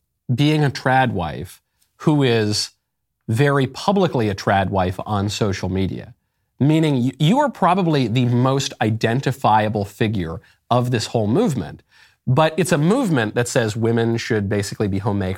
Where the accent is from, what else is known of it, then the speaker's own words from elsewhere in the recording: New York, United States; I grew up in New York